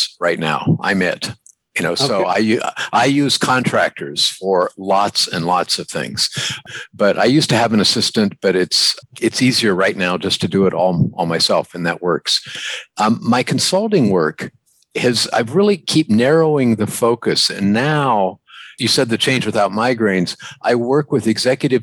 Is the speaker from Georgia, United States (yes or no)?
no; New Philadelphia, Ohio, United States; I grew up in New Philadelphia, Ohio.